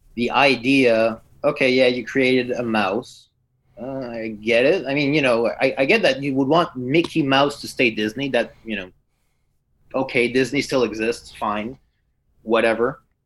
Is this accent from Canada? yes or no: yes; Quebec, Canada; I'm from Quebec.